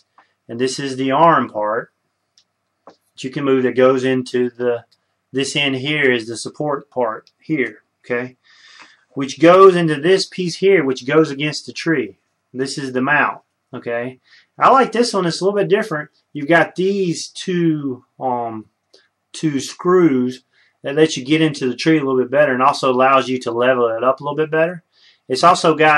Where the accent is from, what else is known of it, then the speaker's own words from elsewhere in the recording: Mississippi, United States; I'm from Mississippi